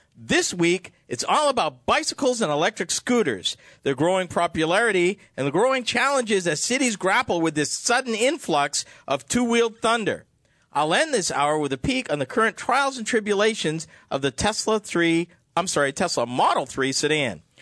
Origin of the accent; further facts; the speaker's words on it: Massachusetts, United States; I'm from Massachusetts